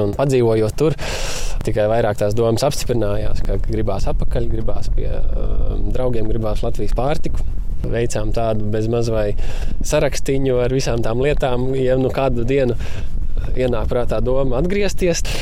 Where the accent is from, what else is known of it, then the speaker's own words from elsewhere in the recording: Rucava, South Kurzeme Municipality, Latvia; also born or lived in Liepāja; Mēs tikko esam pārcēlušies no Liepājas uz Rucavu. Nu, te es esmu piedzimis